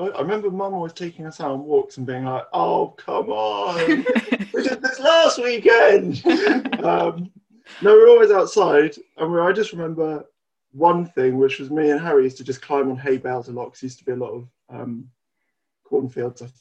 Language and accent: English; Odiham, South East England, United Kingdom; now in Alton, United Kingdom; Uh, Odiham, Hampshire.